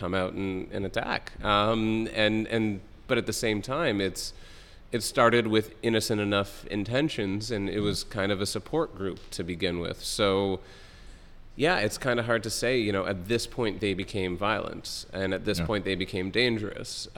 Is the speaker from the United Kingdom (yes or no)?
no; Toronto, Ontario, Canada; I'm from Toronto